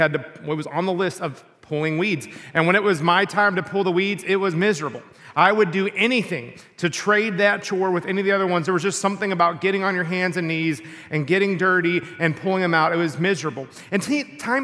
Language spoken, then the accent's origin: English; Texas, United States; when I was in sixth grade, where I grew up in Texas